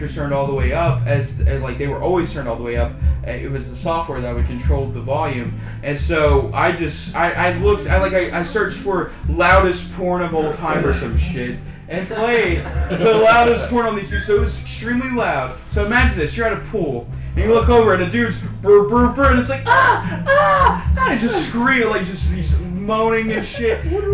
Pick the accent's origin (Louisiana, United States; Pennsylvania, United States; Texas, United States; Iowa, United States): Louisiana, United States; I grew up in Louisiana